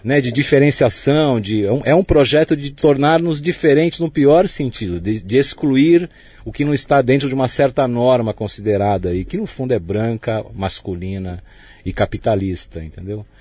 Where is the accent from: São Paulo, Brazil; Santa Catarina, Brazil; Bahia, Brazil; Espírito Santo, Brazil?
São Paulo, Brazil; also born or lived in Germany; todo o espaço da minha infância na Moca não existe mais